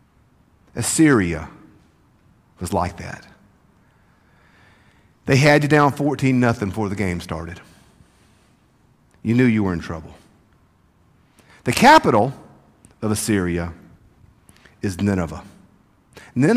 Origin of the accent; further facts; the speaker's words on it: South Mississippi, United States; growing up where I grew up in South Mississippi